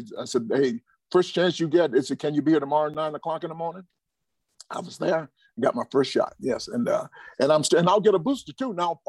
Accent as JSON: {"language": "English", "town": "Atlanta", "region": "Georgia", "country": "United States", "said": "I'm from Atlanta."}